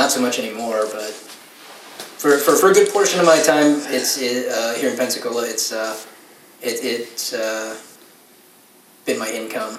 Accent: Philippines

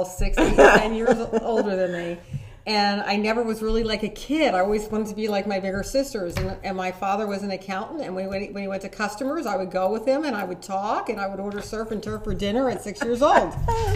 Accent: Pottstown, Pennsylvania, United States; I'm originally from the North End of Potsdam, probably 5 miles from where we're sitting

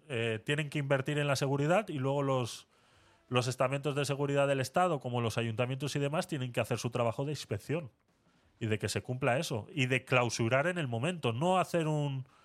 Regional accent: Murcia, Region of Murcia, Spain; Eh, yo soy de Murcia y Teatre es muy conocida.

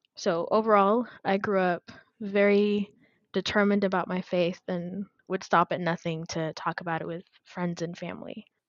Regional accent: Addis Ababa, Ethiopia; moved away as an adult; also born or lived in Texas, United States; now in United States; I was born and raised in Addis Ababa, which is the capital city of Ethiopia. I came to the U.S. when I was about 18 years old.

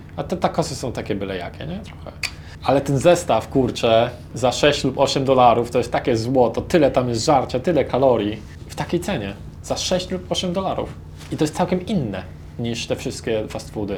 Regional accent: Poland; jesteśmy z Polski

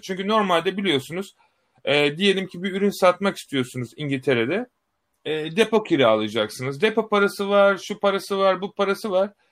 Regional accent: Turkey

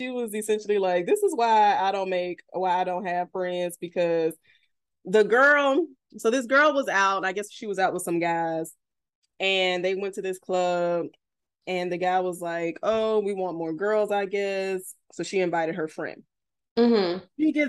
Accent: Florida, United States; People want to call me men, call me mean, but bitch, I'm from South Florida.

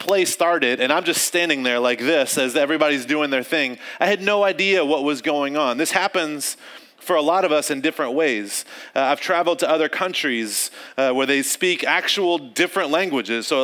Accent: North Carolina, United States; I grew up in North Carolina, and which is the South.

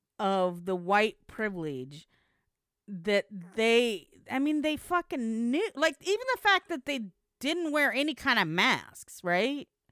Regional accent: Tennessee, United States; Knoxville, yeah, from Tennessee. I'm from Tennessee.

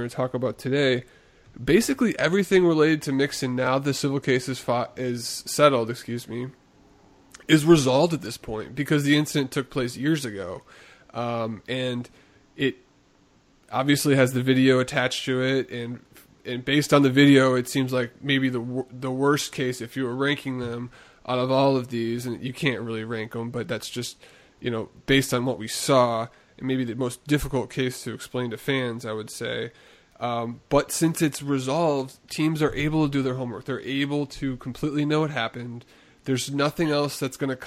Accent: Chicago, Illinois, United States; my hometown Chicago Bear team

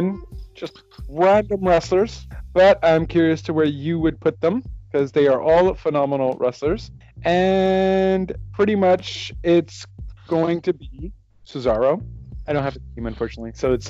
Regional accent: Canada; I'm Canadian

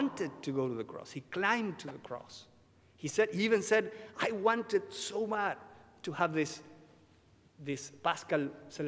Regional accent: Buenos Aires, Argentina; English is a second language; I was born and raised in Buenos Aires, Argentina.

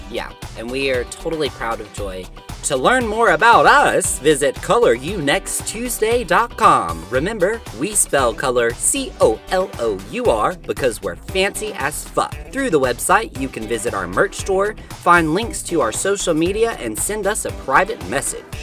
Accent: Alabama, United States; I'm from Alabama

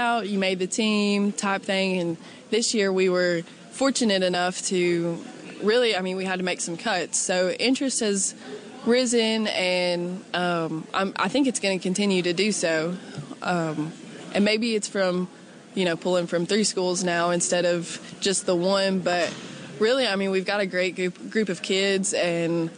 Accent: Kingsport, Tennessee, United States; I am from Kingsport. Grew up here, lived here all my life

